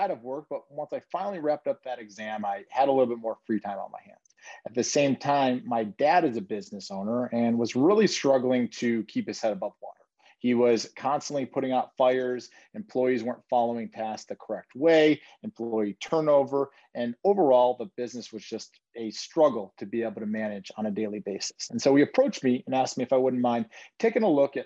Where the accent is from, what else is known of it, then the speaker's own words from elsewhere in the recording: Detroit, Michigan, United States; now in Chicago, United States; I'm actually originally from Detroit.